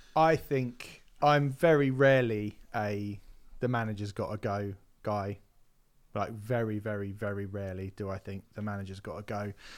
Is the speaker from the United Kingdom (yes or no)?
yes; Hampshire, South East England, United Kingdom; growing up in Hampshire, there's a slightly different language that Portsmouth has